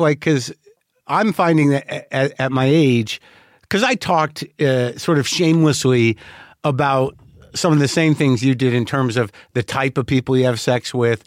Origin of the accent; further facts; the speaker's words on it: New Mexico, United States; I grew up in New Mexico